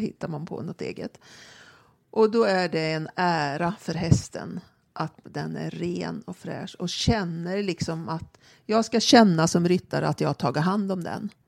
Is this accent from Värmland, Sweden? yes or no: yes; Karlstad, Värmland, Sweden; now in Stockholm, Sweden; jag växte upp på ridskolan i Karlstad